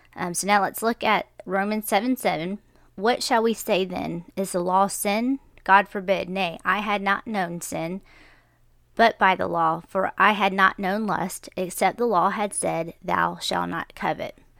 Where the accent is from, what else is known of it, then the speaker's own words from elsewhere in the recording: United States; I was born in America